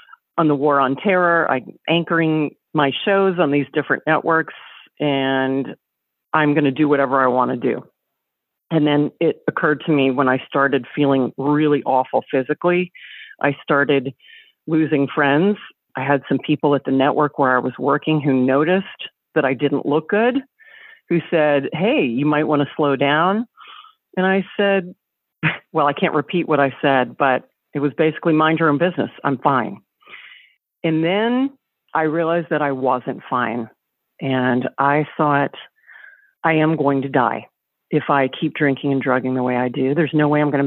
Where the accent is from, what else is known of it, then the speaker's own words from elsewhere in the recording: the South, United States; I grew up in the South